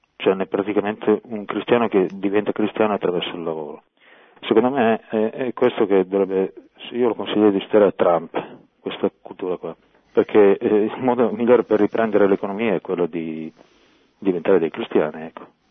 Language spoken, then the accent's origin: Italian; Monferrato, Piedmont, Italy; now in Turin, Italy; Io però sono da Monferrato